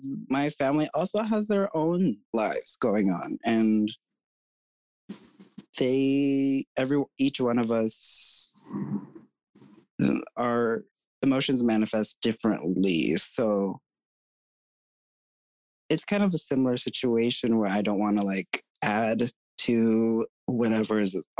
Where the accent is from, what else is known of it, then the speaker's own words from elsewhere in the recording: California, United States; moved away as an adult; also born or lived in Seattle, Washington; I always like saying I was raised in California, but I grew up in Seattle